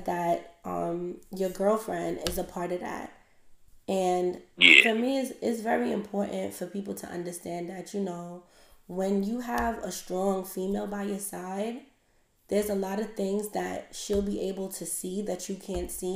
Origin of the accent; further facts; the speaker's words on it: New York City, New York, United States; moved away as an adult; now in Georgia, United States; I'm from Crown Heights, and I live in Georgia now